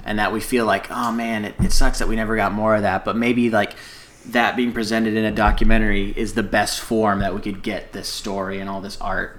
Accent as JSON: {"language": "English", "country": "United States", "said": "me being ignorant American"}